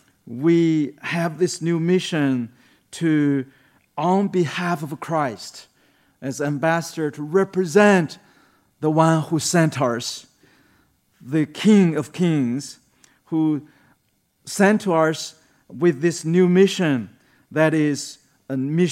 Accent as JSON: {"language": "English", "country": "China", "tie": "born or raised there", "second_language": "English", "said": "I was born and raised in China, being educated as an atheist from my childhood by the communist education."}